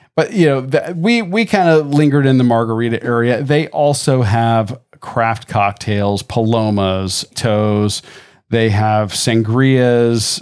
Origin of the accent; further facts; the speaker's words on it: Tampa, Florida, United States; growing up in Tampa when Channel Side first opened